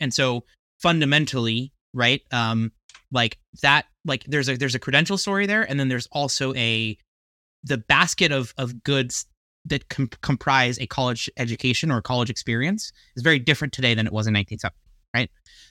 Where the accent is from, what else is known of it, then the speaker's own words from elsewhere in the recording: New Jersey, United States; in your home state of New Jersey, which was also my home state when I was, you know, growing up